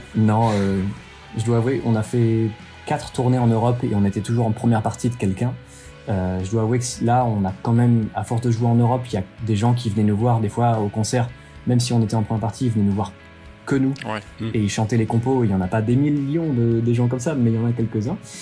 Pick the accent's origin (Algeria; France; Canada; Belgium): France; on est français